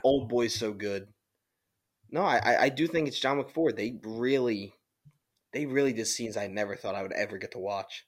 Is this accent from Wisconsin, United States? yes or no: no; Philadelphia, Pennsylvania, United States; we're from Philly